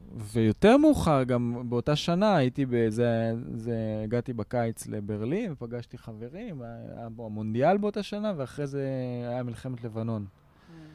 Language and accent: Hebrew; Israel; אני שייך לפה. פה נולדתי, פה השורשים שלי, פה גדלתי פה